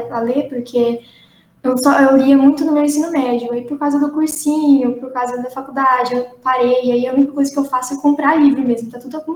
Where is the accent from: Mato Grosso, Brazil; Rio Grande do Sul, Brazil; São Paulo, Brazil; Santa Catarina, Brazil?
Mato Grosso, Brazil; Tangará da Serra; tenho 20 anos e eu sou de Tangará da Serra.